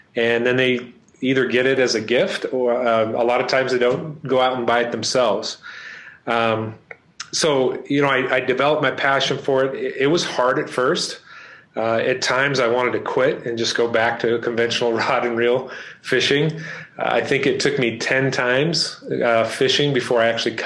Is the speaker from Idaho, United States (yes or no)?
yes; central Idaho, United States; now in Colorado Springs, United States; I grew up in central Idaho